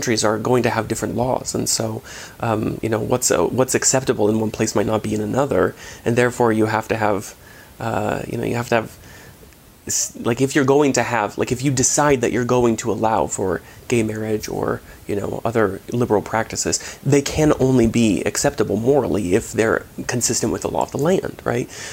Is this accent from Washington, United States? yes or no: yes; Washington, United States; I grew up in Washington State